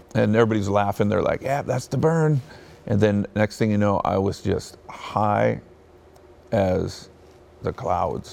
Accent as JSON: {"language": "English", "town": "Bakersfield", "region": "California", "country": "United States", "tie": "born or raised there", "also_born_or_lived": "Hawthorne, California / Torrance, California", "said": "we lived in Torrance, California, and I was born in Hawthorne, and that's when uh, my parents had those positions. And then when I turned like nine years old, fourth grade, we moved to Bakersfield"}